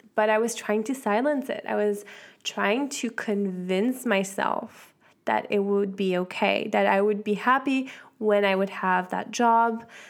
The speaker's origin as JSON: {"language": "English", "country": "Switzerland", "tie": "born or raised there", "said": "I'm half American, so I was in Switzerland"}